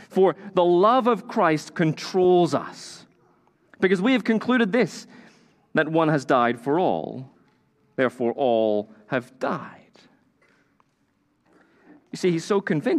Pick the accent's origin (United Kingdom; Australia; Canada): United Kingdom; Northern Ireland; I grew up in Northern Ireland